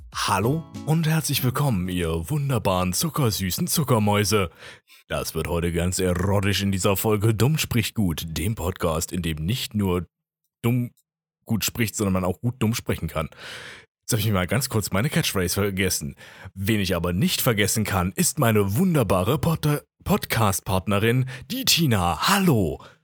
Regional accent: Jena, Thuringia, Germany; ich komme ja aus Jena

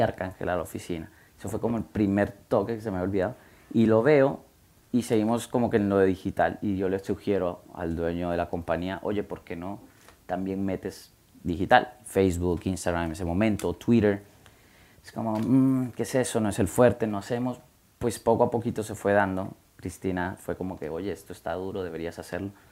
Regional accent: Guatemala; moved away as an adult; also born or lived in United States; soy de Guatemala, y fui a high school en, en, Guatemala

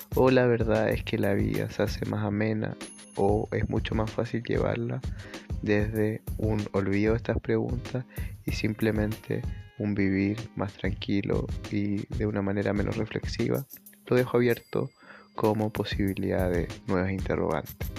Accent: Chile

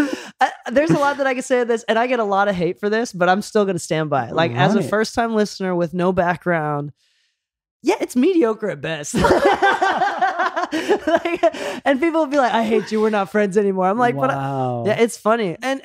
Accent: Okinawa, Japan; because I'm like from Okinawa. So like I am like island boy like Polynesia of Japan. Like we weren't part of Japan until World War II.

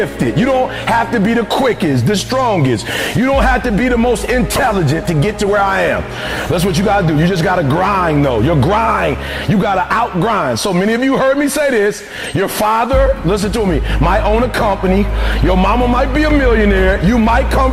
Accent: Detroit, Michigan, United States; I'm from Detroit, homeless

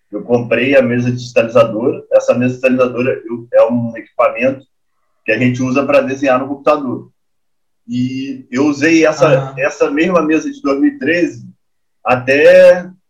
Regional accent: Brazil; Eu sou brasileiro, tá ligado?

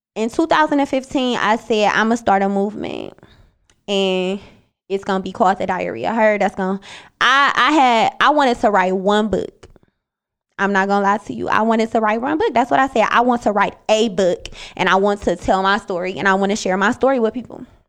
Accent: Cleveland, Ohio, United States; also born or lived in Bowling Green, Ohio; when I came back from Bowling Green and I went to Cleveland

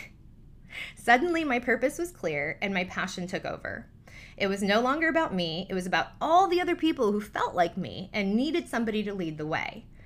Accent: Newport Beach, California, United States; Growing up in Newport Beach, a predominantly Caucasian neighborhood

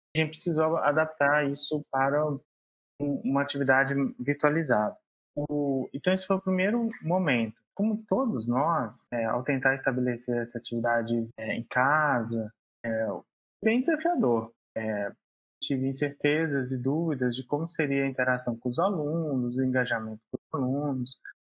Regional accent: João Monlevade, Minas Gerais, Brazil; Sou mineiro, nasci na cidade de João Molevade

